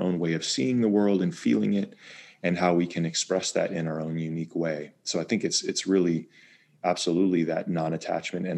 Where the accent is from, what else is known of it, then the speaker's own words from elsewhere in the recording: Bay Area, California, United States; moved away; also born or lived in East Coast / Maine; I grew up in California, in the Bay Area, outside of San Francisco.